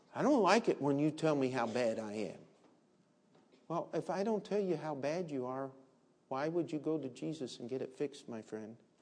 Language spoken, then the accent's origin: English; Maryland, United States; where I grew up in Maryland